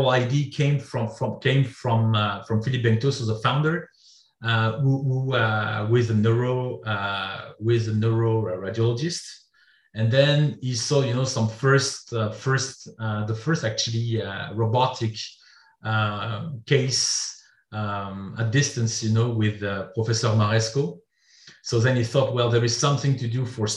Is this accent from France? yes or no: yes; France; also born or lived in Belgium; I'm a French guy. So I was born in France